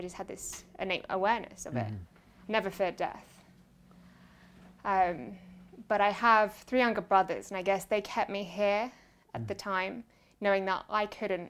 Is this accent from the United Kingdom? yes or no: yes; England, United Kingdom; Yeah, a definition of a British mainstream child, I guess.